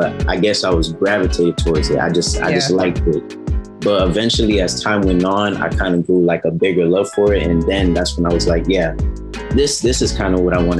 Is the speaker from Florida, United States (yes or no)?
yes; Miami, Florida, United States; I'm from Miami, Florida